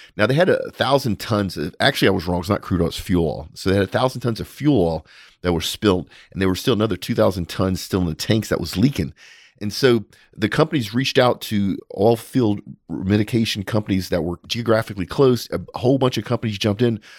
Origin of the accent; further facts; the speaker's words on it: United States; as an American